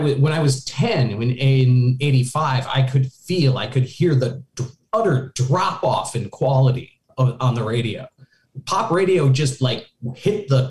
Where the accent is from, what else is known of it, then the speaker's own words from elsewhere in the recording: Richfield, Minnesota, United States; moved away; also born or lived in Seattle; I was in Richfield, which is a first ring suburb of Minneapolis